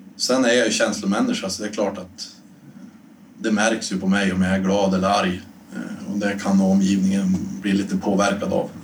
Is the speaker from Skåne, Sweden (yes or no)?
no; Storuman, Västerbotten County, Sweden; moved away; hemma i Storuman